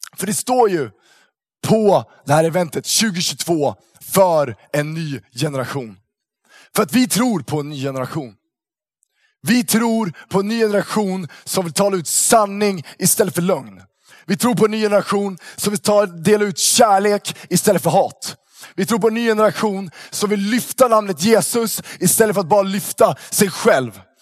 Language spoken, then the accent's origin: Swedish; Uppsala, Uppsala County, Sweden; moved away; Jag kommer från Uppsala från början